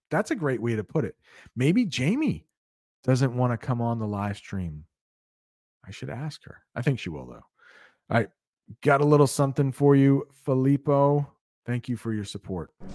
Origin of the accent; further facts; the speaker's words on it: United States; I would love to visit Cuba as an American